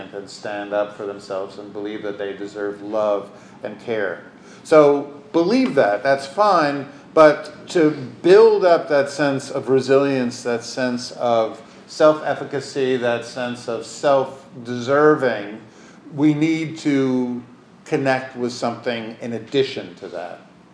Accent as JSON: {"language": "English", "region": "New York", "country": "United States", "tie": "born or raised there", "said": "I was born in the Upper West Side"}